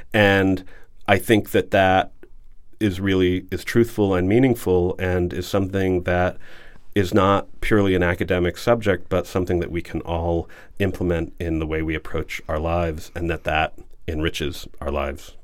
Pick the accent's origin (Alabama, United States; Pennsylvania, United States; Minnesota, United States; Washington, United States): Alabama, United States; Huntsville; now in New England, United States; So Alabama and I grew up in Huntsville, and my, uh, father worked with NASA there, which is why I was born there.